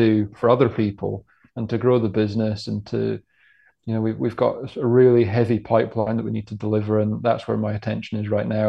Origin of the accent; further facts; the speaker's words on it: Scotland, United Kingdom; growing up in Scotland